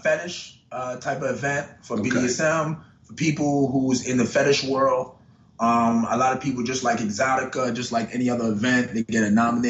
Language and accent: English; Philadelphia, Pennsylvania, United States; moved away; I'm originally from Philadelphia.